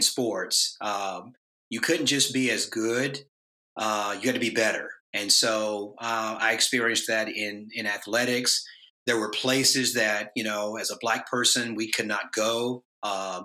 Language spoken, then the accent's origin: English; Tennessee, United States; the town that I grew up in Tennessee